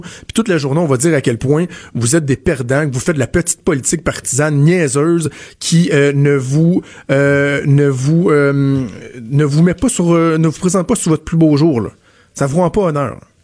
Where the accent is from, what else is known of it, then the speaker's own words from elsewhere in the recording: Quebec, Canada; c'est chez nous au Québec, c'est à Montréal